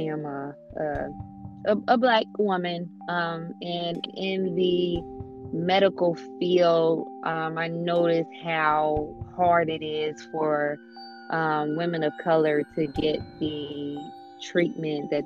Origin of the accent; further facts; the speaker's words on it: Dayton, Ohio, United States; I am from Dayton, Ohio, born and raised.